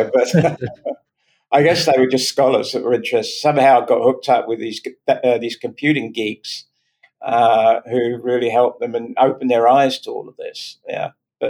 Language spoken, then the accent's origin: English; Virginia, United States; accent: Virginia; It's my Virginia accent.